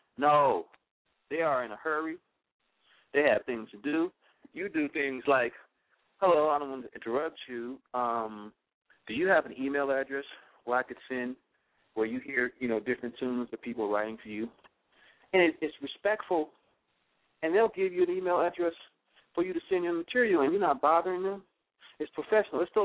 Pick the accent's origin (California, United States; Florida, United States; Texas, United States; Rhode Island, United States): California, United States; Los Angeles; I'm a little black kid growing up in South Central LA.